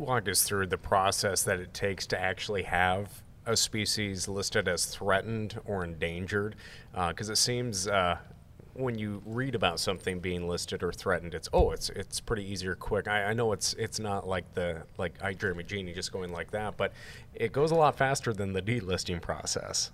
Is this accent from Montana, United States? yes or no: yes; Montana, United States; I'm from Montana